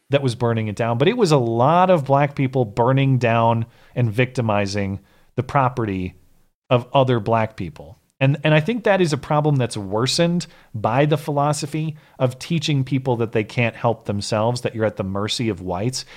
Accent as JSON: {"language": "English", "region": "Montana", "country": "United States", "tie": "born or raised there", "said": "my home state of Montana"}